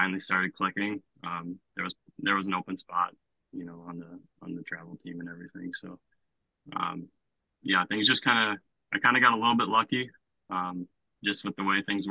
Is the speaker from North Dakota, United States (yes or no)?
yes; Grand Forks, North Dakota, United States; in my hometown